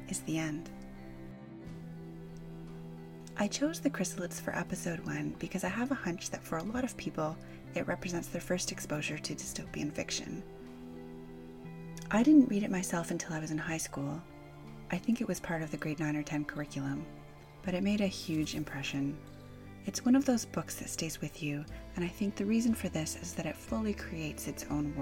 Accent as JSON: {"language": "English", "country": "Canada", "tie": "born or raised there", "said": "as a Canadian kid"}